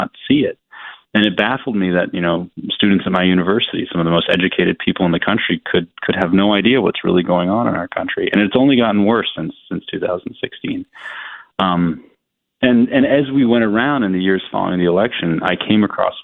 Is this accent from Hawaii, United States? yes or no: yes; Hawaii, United States; Growing up in Hawaii, where I was one of the only white kids in my classes